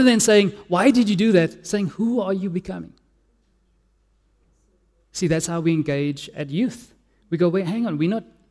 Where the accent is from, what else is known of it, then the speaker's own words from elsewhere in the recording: Cape Town, Western Cape, South Africa; I'm from Cape Town